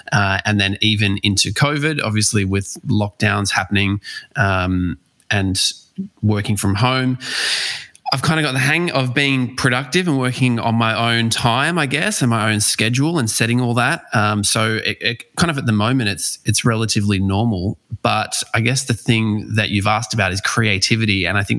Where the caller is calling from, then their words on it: Wollongong, New South Wales, Australia; I am joining you from Wollongong, so about an hour and a half south of Sydney.